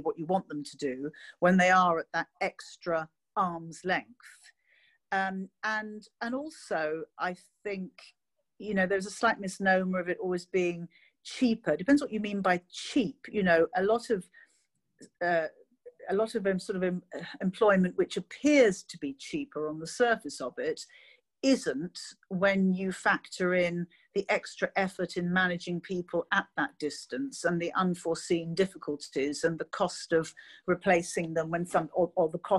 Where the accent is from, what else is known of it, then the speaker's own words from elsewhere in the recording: London, United Kingdom; as a Londoner born and bred